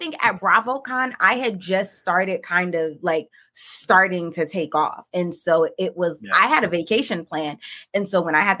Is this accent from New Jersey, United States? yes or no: yes; Paterson, New Jersey, United States; Dolores was like, you know where I'm from. I'm from Patterson, right?